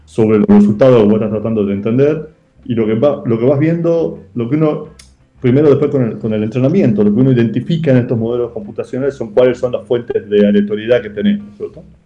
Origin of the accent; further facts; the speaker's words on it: Salta, Argentina; moved away as an adult; also born or lived in Tucumán; yo soy de Salta